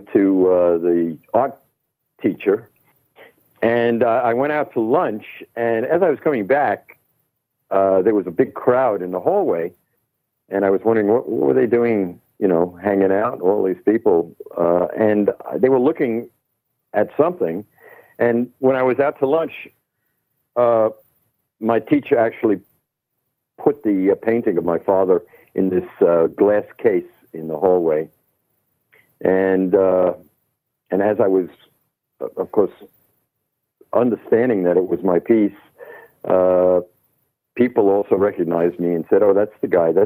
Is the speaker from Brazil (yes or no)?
no; New York City, New York, United States; moved away as an adult; also born or lived in Brooklyn, New York / London / Los Angeles; I'm born and raised in Manhattan. Brooklyn for a very short time, Brooklyn, New York.